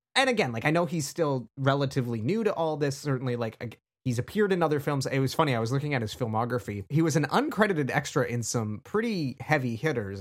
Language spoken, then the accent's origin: English; Canada; being Canadian